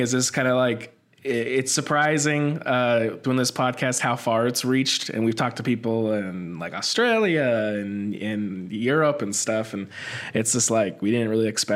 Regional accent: Phoenix, Arizona, United States; now in Portland, United States; we're both live in Portland right now, but I'm originally from Phoenix

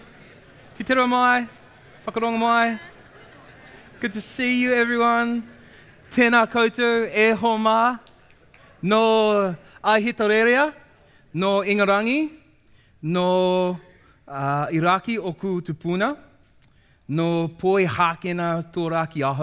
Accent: Sydney, New South Wales, Australia; now in New Zealand; I'm from North Sydney. I'm from a place called Castle Hill. That's my mountain. Toongabie is the river that I grew up alongside.

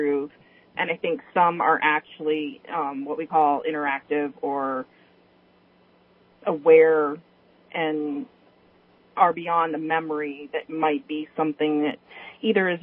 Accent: California, United States; now in Richmond, United States; I grew up in California

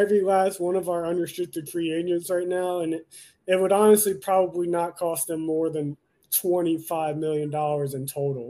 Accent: Virginia, United States; moved away; also born or lived in North Carolina; I mean, I grew up in Virginia

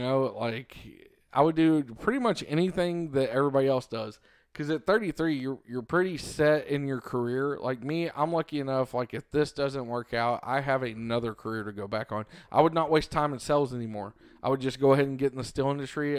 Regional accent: Cleburne, Texas, United States; they had a branch here in my hometown of Cleburne

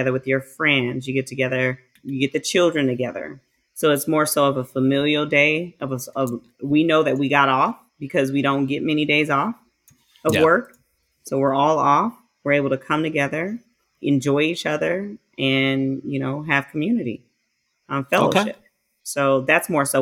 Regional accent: United States; I'm an American.

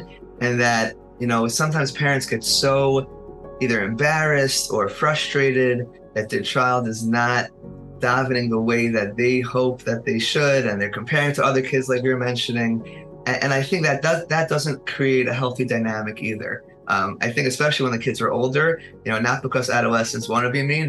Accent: Muncie, Indiana, United States; I grew up in Muncie

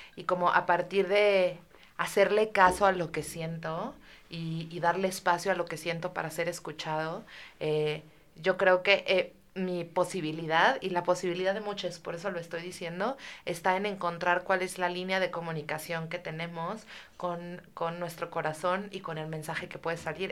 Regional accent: Mexico; como mexicanos

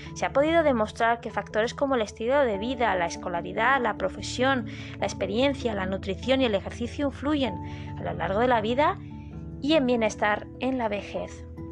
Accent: Madrid, Community of Madrid, Spain; moved away as an adult; now in Málaga, Spain; No soy malagueña, soy madrileña, pero ya soy malagueña adoptada

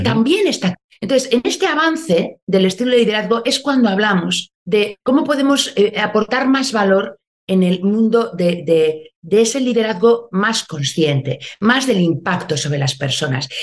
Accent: Basque Country, Spain; Soy una mujer del País Vasco, soy, nací, me desarrollé aquí, hoy me pillas aquí, en Euskadi

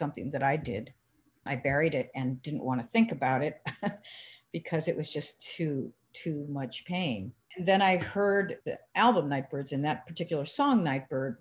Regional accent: Cleveland, Ohio, United States; we're from Cleveland

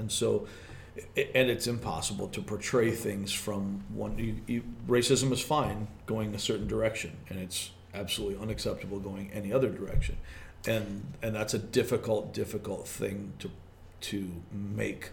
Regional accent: Michigan, United States; accent: regional dialect; I'm from Michigan.

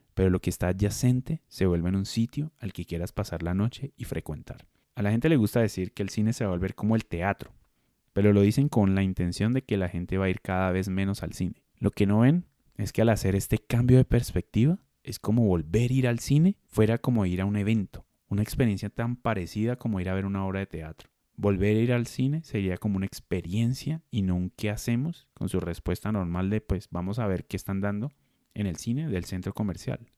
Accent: Colombia; en Colombia dentro de nuestra forma de hablar le decimos a las salas independientes salas alternativas

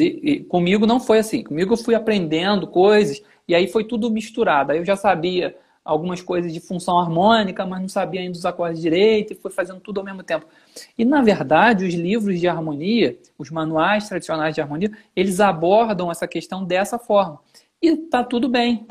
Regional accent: Nova Friburgo, Rio de Janeiro, Brazil; eu sou de Friburgo e eu fui para o Rio

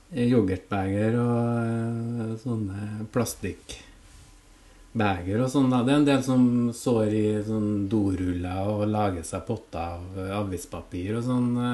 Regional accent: Orkanger, Trøndelag, Norway; jeg kommer fra Orkanger

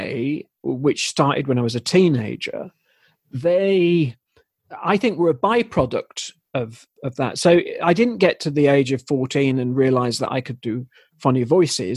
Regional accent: Leeds, Yorkshire and the Humber, United Kingdom; now in High Barnet, United Kingdom; I'm from Leeds

